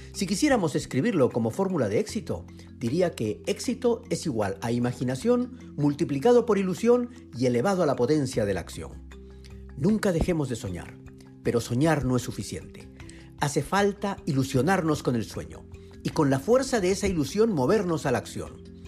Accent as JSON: {"language": "Spanish", "country": "Peru", "said": "como peruano"}